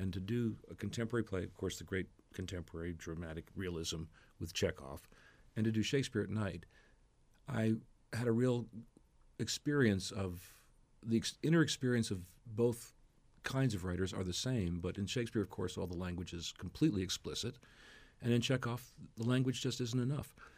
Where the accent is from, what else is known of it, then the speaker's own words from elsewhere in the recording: New Jersey, United States; moved away as an adult; also born or lived in Manhattan, New York; now in Washington, D.C., United States; I grew up in New Jersey, studied in Montclair State, moved into Manhattan